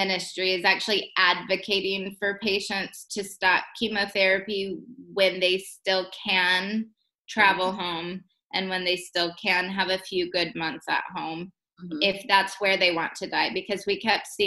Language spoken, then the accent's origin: English; Texas, United States; moved away as an adult; now in Africa; I'm from Texas